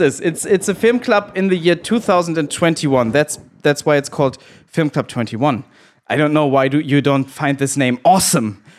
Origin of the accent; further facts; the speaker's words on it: Germany; I'm the one from Germany here.